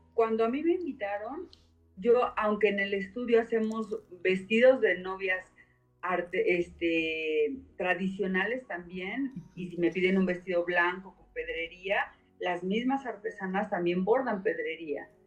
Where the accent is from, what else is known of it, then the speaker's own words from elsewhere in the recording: Mexico; vengo de México